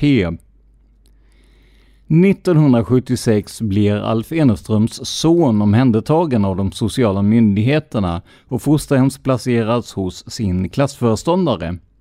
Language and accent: Swedish; Karlskrona, Blekinge, Sweden; min hemstad Karlskrona.